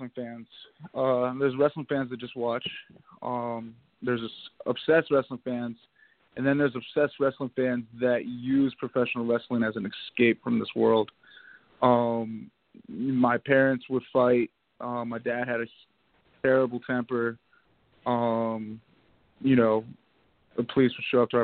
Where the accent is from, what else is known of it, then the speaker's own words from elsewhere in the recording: Pennsylvania, United States; moved away as an adult; now in Georgia, United States; I used to run my own shows in Pennsylvania